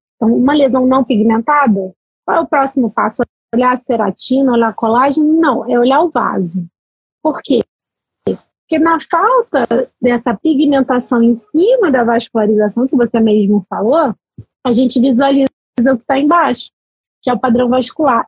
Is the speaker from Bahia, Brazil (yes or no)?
yes; Salvador, Bahia, Brazil; moved away; eu sou baiana, né? Sou de Salvador